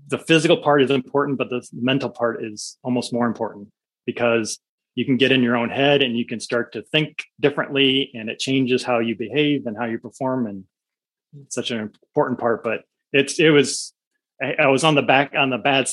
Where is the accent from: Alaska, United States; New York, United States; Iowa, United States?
Iowa, United States; Iowa City; I grew up in Iowa City, where the University of Iowa is located